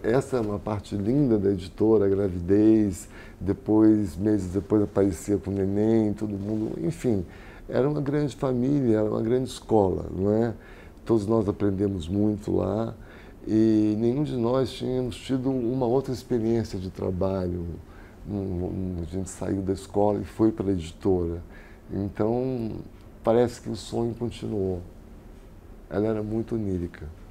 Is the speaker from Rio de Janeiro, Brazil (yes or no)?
yes; Rio de Janeiro, Brazil; moved away as an adult; also born or lived in Europe; now in São Paulo, Brazil; minha cidade natal